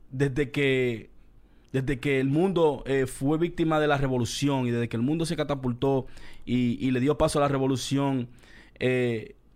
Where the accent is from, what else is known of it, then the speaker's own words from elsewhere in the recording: Dominican Republic; now in Queens, United States; yo no soy de Colombia, yo soy dominicano.